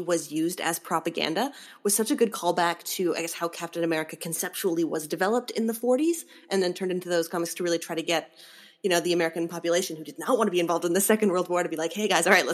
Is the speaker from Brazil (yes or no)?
no; Canada; I'm the Canadian.